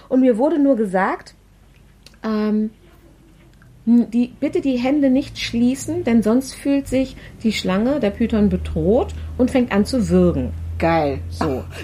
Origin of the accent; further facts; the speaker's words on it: Germany; Aber wir sind nun mal Deutsche.